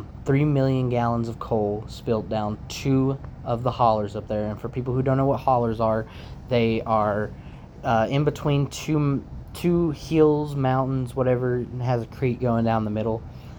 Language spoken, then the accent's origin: English; Inez, Kentucky, United States; moved away as an adult; also born or lived in Floyd County, Kentucky; now in Minnesota, United States; I currently reside in Minnesota, where I moved to back in 2021. And I was originally from a small little town called Inez, Kentucky. I was born in Floyd County, Kentucky, which is only about 30 minutes out, about 30-ish minutes from Inez, where I was born and raised.